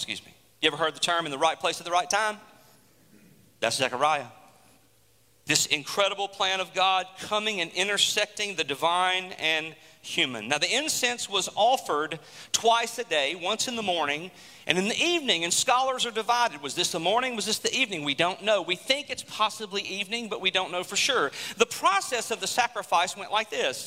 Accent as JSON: {"language": "English", "country": "United States", "said": "us as American citizens"}